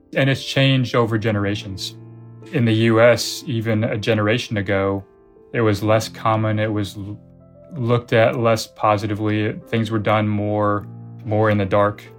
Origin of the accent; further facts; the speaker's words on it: United States; we're American